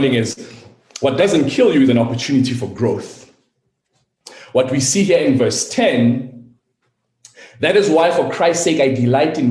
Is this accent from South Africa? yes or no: yes; South Africa; I'm South African, born and raised